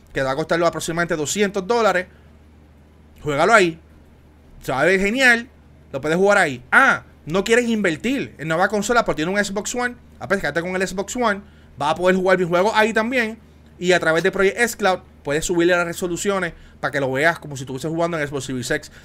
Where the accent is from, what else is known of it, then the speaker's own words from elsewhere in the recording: Puerto Rico; especialmente el área sur de Puerto Rico, donde yo soy, de Juanadía, de Ponce